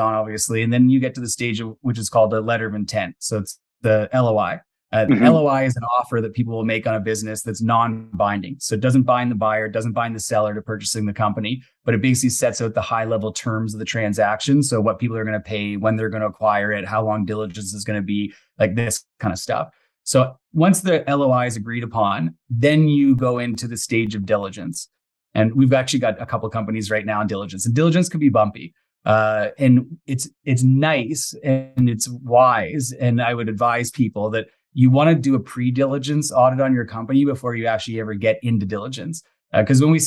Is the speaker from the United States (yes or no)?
no; Mississauga, Ontario, Canada; now in British Columbia, Canada; I grew up outside of Toronto. So I grew up in Mississauga